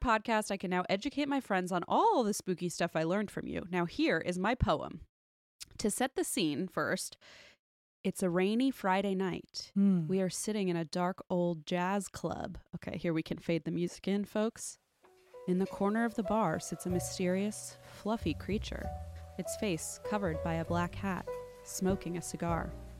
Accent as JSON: {"language": "English", "country": "Switzerland", "said": "I'm from Switzerland, and the only cryptids I grew up with are the Krampus"}